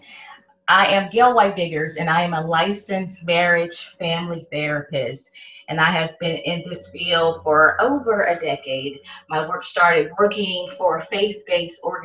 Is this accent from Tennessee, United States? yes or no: no; Los Angeles, California, United States; I was born and raised in Watts, California